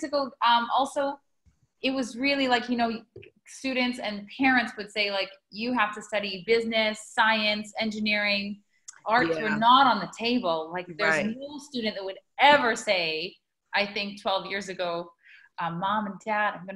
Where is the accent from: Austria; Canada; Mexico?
Canada; moved away as an adult; also born or lived in China; growing up in Canada